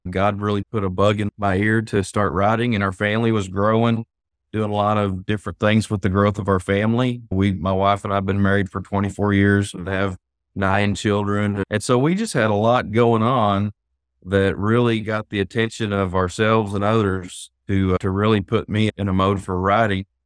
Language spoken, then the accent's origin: English; Hartford, Arkansas, United States; I'm sure you can tell by my accent that I've been in Arkansas most of my life. So, moved here when I was about seven